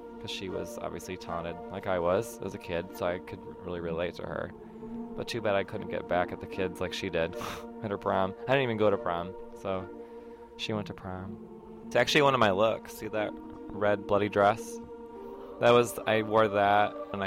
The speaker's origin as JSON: {"language": "English", "town": "Juneau", "region": "Alaska", "country": "United States", "said": "I'm from Juneau, which is the capital, but it's only, like, 30,000 people"}